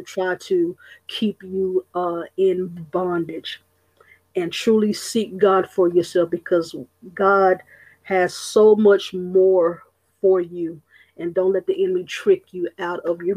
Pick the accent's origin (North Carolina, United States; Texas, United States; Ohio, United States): Texas, United States; Austin; born and raised in Austin, Texas.